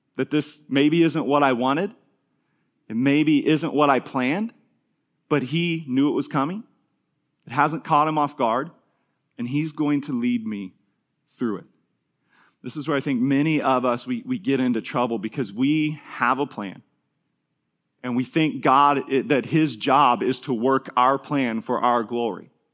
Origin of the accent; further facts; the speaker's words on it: Kansas, United States; an elementary school kid, we grew up in Kansas